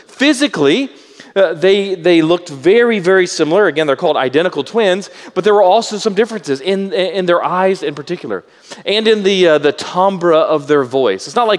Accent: Southeast Texas, United States; When I was a kid, growing up in Southeast Texas

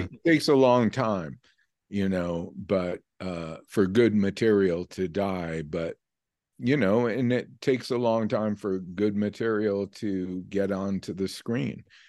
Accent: New York, United States; moved away as an adult; also born or lived in California / Vermont; New York, I grew up in New York, and, um, though I lived out in California for, eh, about twenty years

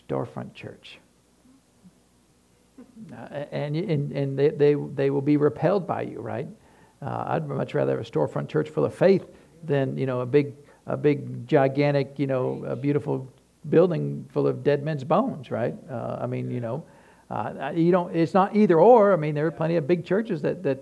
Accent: Tennessee, United States; we're from Tennessee

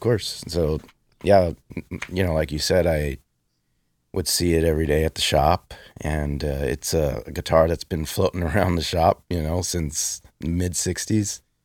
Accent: Los Angeles, California, United States; In East LA, I grew up in East

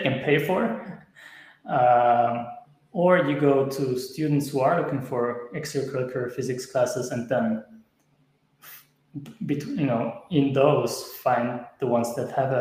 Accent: Switzerland; I'm from Switzerland, and we started in Switzerland

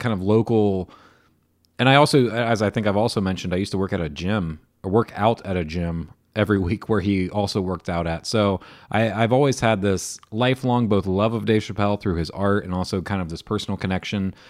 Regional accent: Beavercreek, Ohio, United States; also born or lived in Dayton, Ohio / Xenia, Ohio / Fairborn, Ohio; I grew up in all of them, but I, I grew up in Beaver Creek

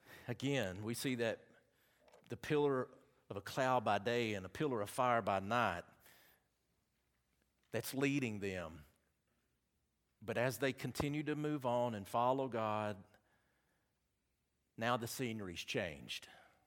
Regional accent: Southern United States, United States; accent: southern; See, I know how to pronounce it, but y'all would never say I pronounced it right with my southern accent because y'all wouldn't get it right anyway.

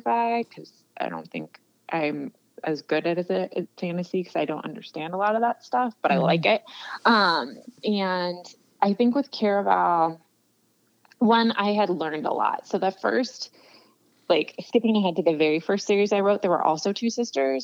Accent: California, United States; I'm from California, grew up going to Disneyland

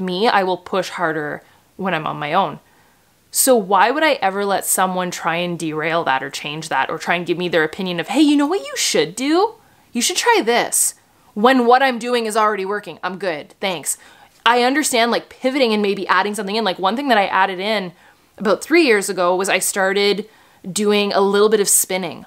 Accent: Canada; I'm Canadian

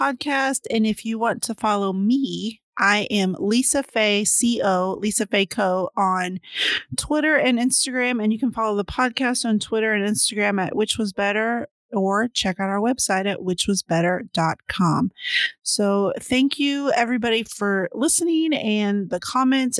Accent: San Antonio, Texas, United States; also born or lived in Dallas-Fort Worth Metroplex; I'm from down south. I'm from San Antonio. But still, I lived in the Dallas-Fort Worth Metroplex

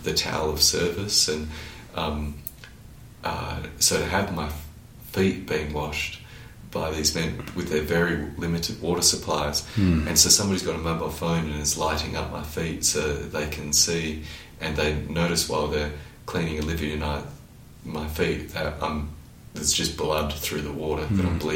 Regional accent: Australia; as an Australian

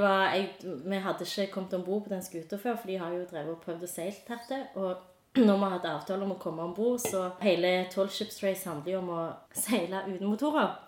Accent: Stavanger, Rogaland, Norway; jeg er fra Sunde

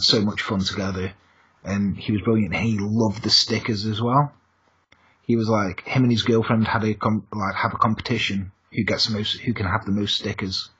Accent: England, United Kingdom; I'm English

